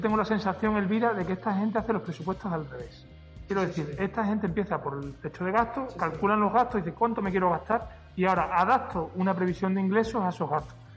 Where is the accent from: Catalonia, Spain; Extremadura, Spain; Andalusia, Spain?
Extremadura, Spain; yo como extremeño